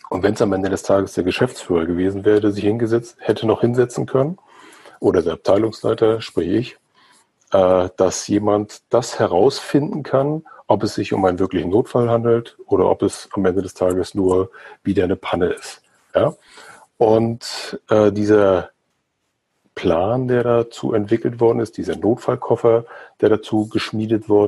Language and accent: German; Mecklenburg-Vorpommern, Germany; Gerade hier in dem Flächenland recht dünn besiedelt. Mecklenburg-Vorpommern, wo ich herkomme